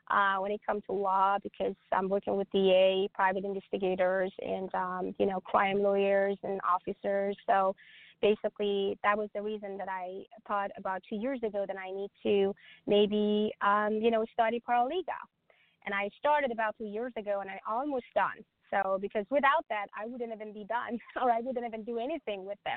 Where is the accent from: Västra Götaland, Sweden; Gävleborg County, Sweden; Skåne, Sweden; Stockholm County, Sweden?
Stockholm County, Sweden; Stockholm; English is a second language; also born or lived in the country that my mom and dad came from; now in United States; I came to US eight years ago, so I raised and myself back in Stockholm, Sweden. I'm from Europe, so I raised myself